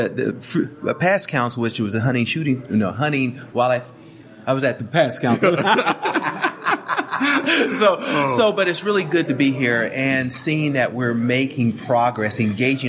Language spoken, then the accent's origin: English; Oklahoma, United States; I grew up in Oklahoma